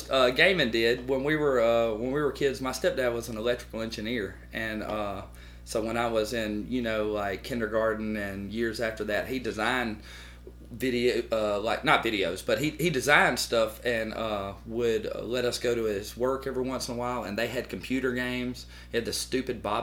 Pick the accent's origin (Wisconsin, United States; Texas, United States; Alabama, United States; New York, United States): Alabama, United States; Tuscaloosa; born there; I was uh, I was born in Tuscaloosa at Druid City Hospital.